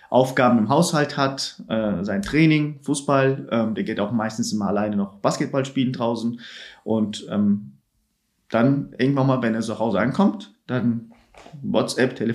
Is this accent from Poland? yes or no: no; Turkey; moved away; also ich habe meine ganze Kindheit in der Türkei verbracht, habe mehr mitbekommen, ich komme aus der Türkei